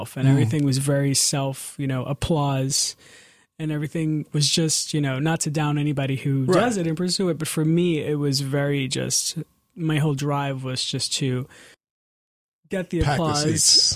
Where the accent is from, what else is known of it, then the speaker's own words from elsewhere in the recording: New York City, New York, United States; I'm 32 years old, and I'm from Astoria, Queens. So I grew up singing in church